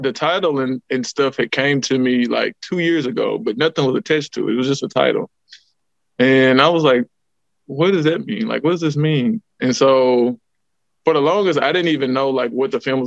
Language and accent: English; Huntsville, Alabama, United States; I'm from Huntsville. I'm from here, North Side